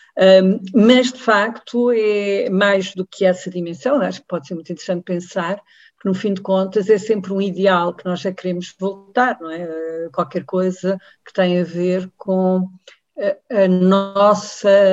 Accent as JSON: {"language": "Portuguese", "town": "Évora", "region": "Alentejo", "country": "Portugal", "tie": "born or raised there", "said": "Eu, eu nasci e, e vivo em Évora"}